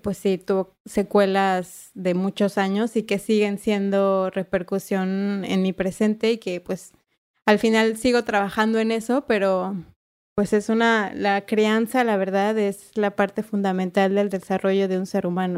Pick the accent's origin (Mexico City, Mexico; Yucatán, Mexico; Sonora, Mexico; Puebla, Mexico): Mexico City, Mexico; yo nací en la, en la CDMX ahí en el IMSS